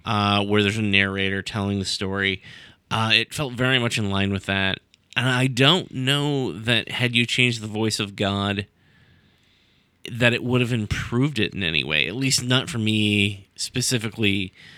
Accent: United States; we're American

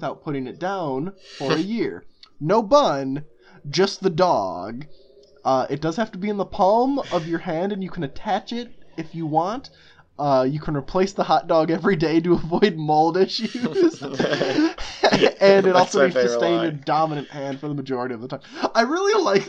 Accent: Chicago, Illinois, United States; we're from Chicago, Chicago area

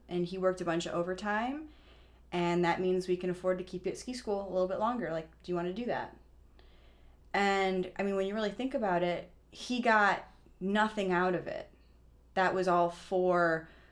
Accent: Illinois, United States; I'm from Illinois, so when we'd go to ski school, we were going to Florida

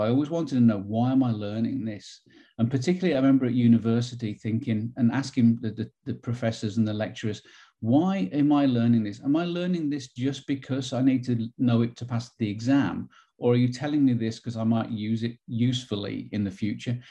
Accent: Wolverhampton, West Midlands, United Kingdom; moved away as an adult; now in Knoxville, United States; growing up as a kid, it was very much traditional. Um, inner city Wolverhampton

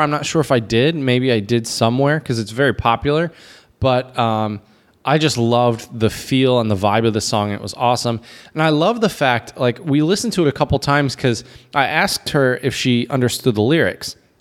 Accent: United States; myself as an American

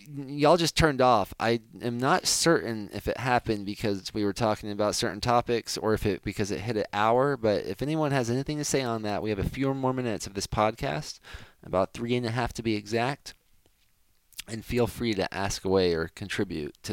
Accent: United States; as an American

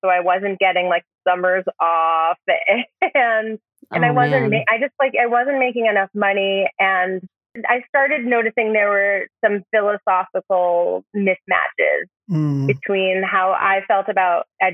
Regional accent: Vermont, United States; also born or lived in New York; Growing up in Vermont

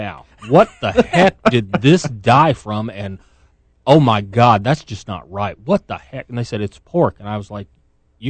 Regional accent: Texas, United States; I'm a native Texan

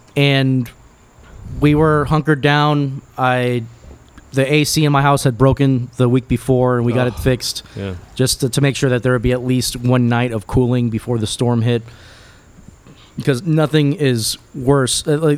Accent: Miami, Florida, United States; I grew up in Miami. I was born here. I went through Andrew as a 10-year-old.

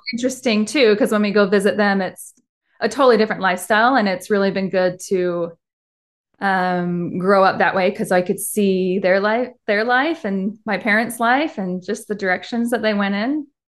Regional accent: Henderson, Nevada, United States; moved away as an adult; now in Utah, United States; I actually grew up in Las Vegas, and then I moved to Utah when I was eighteen to go to the U, and then never left.

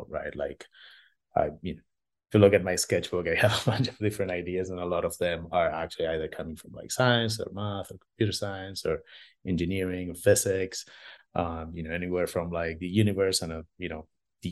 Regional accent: Argentina; I'm originally from Argentina

